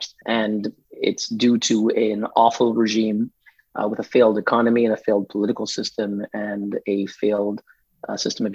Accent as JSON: {"language": "English", "town": "Montreal", "region": "Quebec", "country": "Canada", "tie": "born or raised there", "moved": "yes", "lives_now": "Geneva, Switzerland", "said": "when I grew up in Montreal, the city was linguistically divided."}